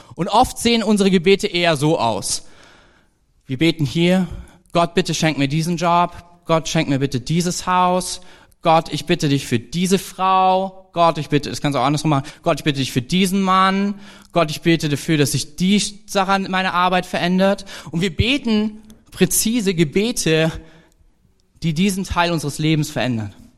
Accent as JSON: {"language": "German", "country": "Germany", "said": "als Deutscher"}